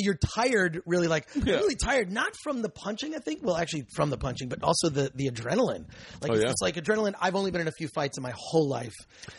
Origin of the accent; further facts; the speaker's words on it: Michigan, United States; I grew up in Michigan.